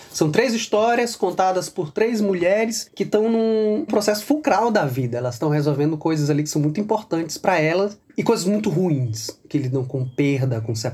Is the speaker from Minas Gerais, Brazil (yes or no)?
no; São Luís, Maranhão, Brazil; eu sou de São Luís do Maranhão, tenho 43 anos, sou escritor e historiador de formação.